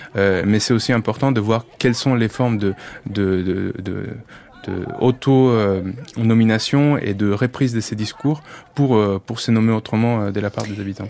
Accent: Colombia; French is a second language; moved away as an adult; now in France; je suis colombien

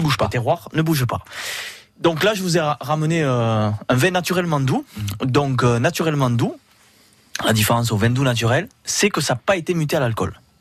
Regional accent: Banyuls-sur-Mer, Occitania, France; je suis de Bagnols

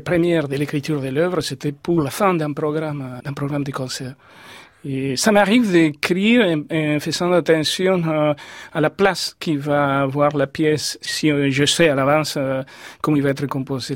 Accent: Córdoba, Argentina; French is a second language; moved away as an adult; also born or lived in Buenos Aires, Argentina; now in France; j'ai quitté Cordoba pour Buenos Aires et avant d'être venu en France.

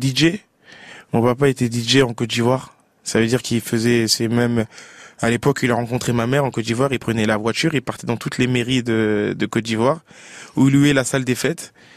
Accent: Paris, Île-de-France, France; Paris, qui est ma ville natale.

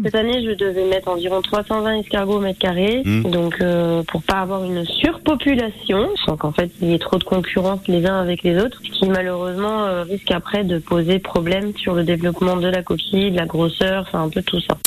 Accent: Côte-d'Or, Burgundy, Bourgogne-Franche-Comté, France; je suis née en Bourgogne, en Côte d'Or

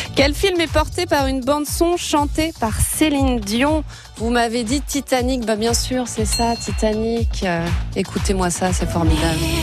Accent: Brittany, France; je suis bretonne

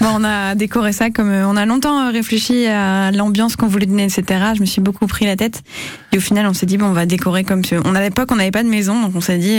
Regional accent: Landes, Nouvelle-Aquitaine, France; now in Douvres-la-Délivrande, France; je suis des Landes

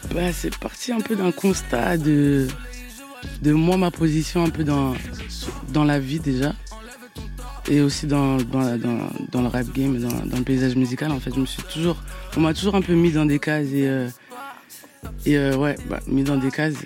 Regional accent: Abidjan, Côte d’Ivoire; je viens de Yopougon. Ma mère, elle vient de Yopougon.

